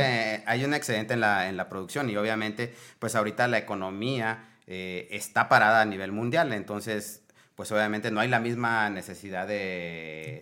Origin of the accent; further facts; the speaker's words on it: Mexico; como mexicanos debemos